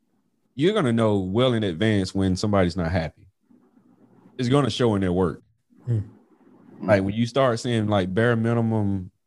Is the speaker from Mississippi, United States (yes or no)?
yes; Mississippi, United States; Y'all know I'm from Mississippi.